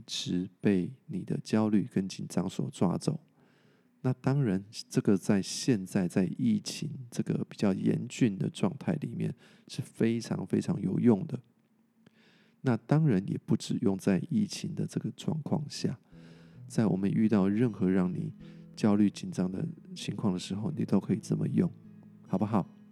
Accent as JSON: {"language": "Chinese", "country": "Taiwan", "said": "我们台湾人做得很不错"}